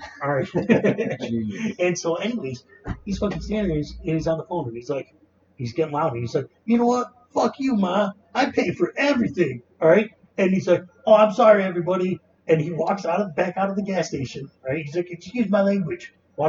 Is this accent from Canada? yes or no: yes; Canada; We're Canadian, bro